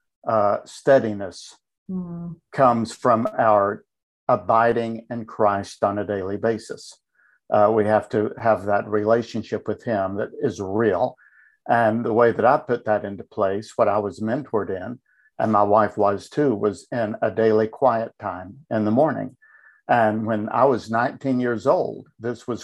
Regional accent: Tennessee, United States; I was born and raised in Tennessee. That's where I live now. So I'm a native Tennessean

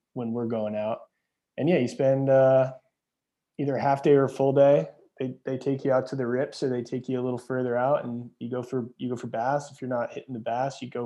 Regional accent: Montauk, New York, United States; Half the guys I grew up with out in Montauk are commercial fishermen

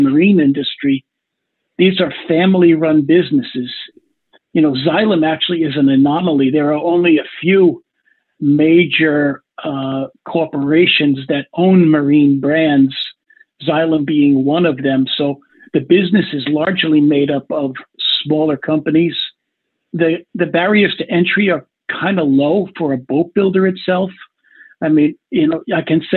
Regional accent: Long Island, New York, United States; I grew up on Long Island, New York

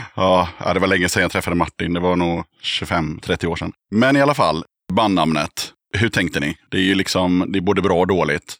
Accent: Eskilstuna, Södermanland, Sweden; Jag är född i Eskilstuna

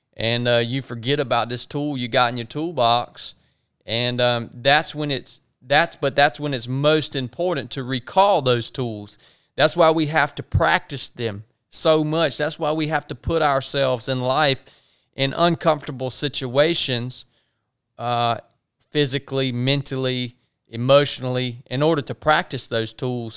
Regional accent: the South, United States; accent: country; dudes like us that were born and raised in the South

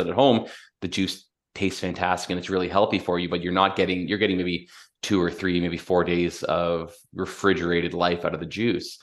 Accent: London, Ontario, Canada; I was born and raised in London, Ontario.

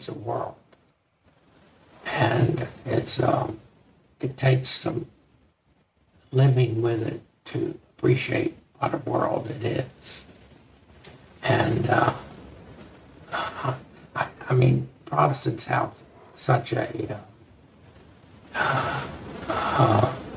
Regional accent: Texas, United States; growing up in Texas

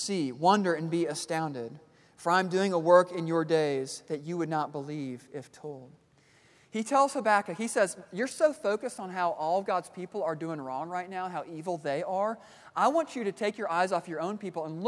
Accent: Kansas City, Missouri, United States; moved away; I grew up in Kansas City, Missouri

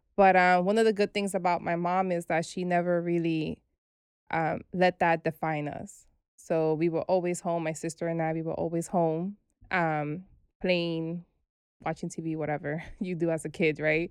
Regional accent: New York City, New York, United States; also born or lived in Brooklyn; We were raised in the Bronx

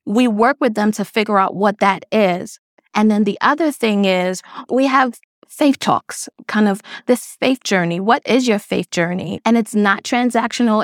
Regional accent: New York City, New York, United States; also born or lived in Grenada; I grew up in Brownsville, Brooklyn

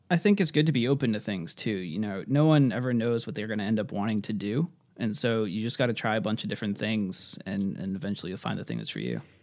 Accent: Worcester, Massachusetts, United States; for anyone that knows Massachusetts, I'm from the Worcester area

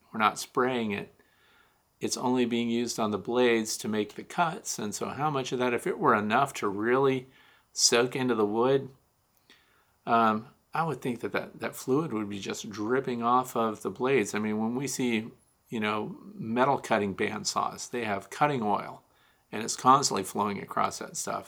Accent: Kirkwood, Missouri, United States; moved away; I'm from Kirkwood, Missouri, originally, which is Saint Louis County

